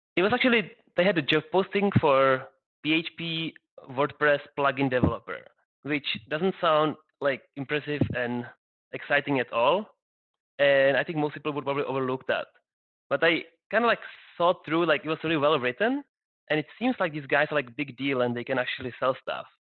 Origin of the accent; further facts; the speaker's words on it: Prague, Czechia; I'm actually from Prague